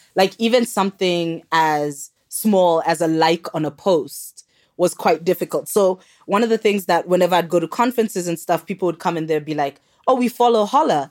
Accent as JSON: {"language": "English", "country": "Kenya", "also_born_or_lived": "South Africa", "moved": "yes", "said": "I'm actually Kenyan."}